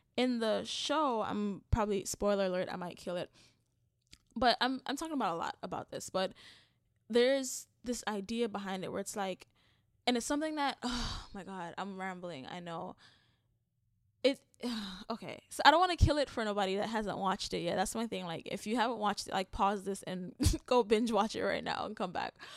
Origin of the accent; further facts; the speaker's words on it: Jamaica; as a Jamaican